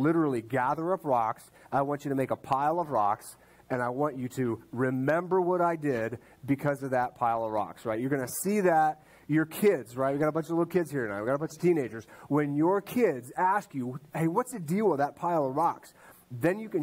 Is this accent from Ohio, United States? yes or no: yes; Ohio, United States; I grew up in Ohio with him